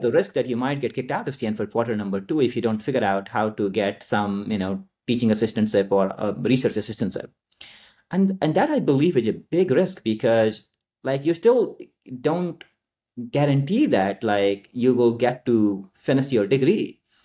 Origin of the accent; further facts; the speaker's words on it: Nalanda, Bihar, India; moved away; I grew up in India, uh, in a very rural part called, uh, Nalanda, which is in Bihar.